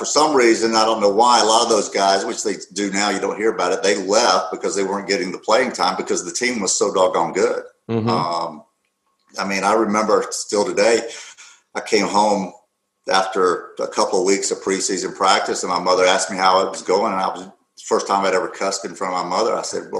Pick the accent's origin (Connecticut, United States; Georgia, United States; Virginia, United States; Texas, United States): Georgia, United States; Athens; I was born and raised in Athens. My father had worked at the university, you know, basically my whole life.